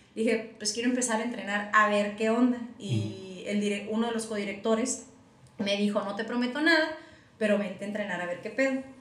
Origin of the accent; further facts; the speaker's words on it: Tijuana, Baja California, Mexico; also born or lived in United States; Nos vinimos a vivir a Tijuana